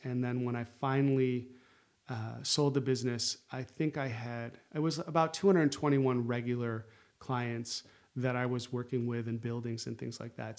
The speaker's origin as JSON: {"language": "English", "town": "Syracuse", "region": "New York", "country": "United States", "tie": "born or raised there", "also_born_or_lived": "Chicago", "moved": "as an adult", "said": "I grew up in Syracuse"}